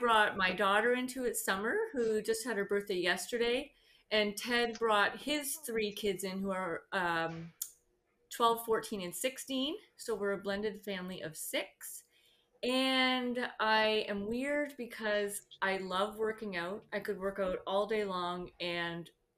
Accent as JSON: {"language": "English", "town": "Vineland", "region": "Ontario", "country": "Canada", "said": "I'm from Vineland, Ontario, Canada, which is about 15, 20 minutes from Niagara Falls and an hour from Toronto"}